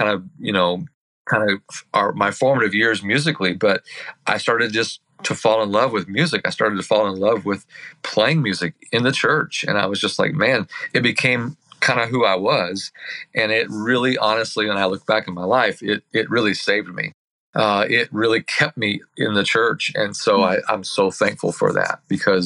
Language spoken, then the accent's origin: English; Herrin, Illinois, United States; also born or lived in Centralia, Illinois; I grew up in Illinois, Southern Illinois to be exact, in a little town called Herron, Illinois